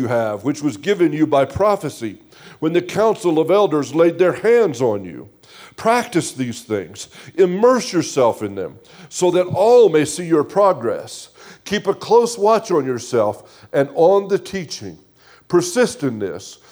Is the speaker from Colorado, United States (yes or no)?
yes; Grand Junction, Colorado, United States; moved away as an adult; also born or lived in South Africa; we're from Grand Junction, Colorado. We're born and raised there. We lived there until God called us at age 46 to go out into the ministry field